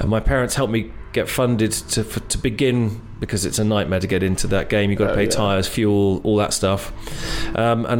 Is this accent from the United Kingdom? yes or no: yes; England, United Kingdom; moved away; also born or lived in Ojai, California; I was born in England, went back there when I was 10